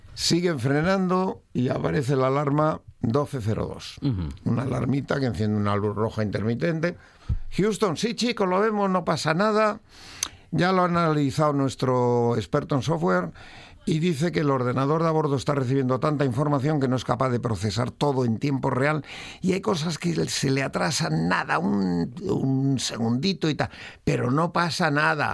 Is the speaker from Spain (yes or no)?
yes; Madrid, Community of Madrid, Spain; also born or lived in Asturias (ancestry); toda mi ascendencia es asturiana, pero yo tuve la mala suerte de nacer en Madrid.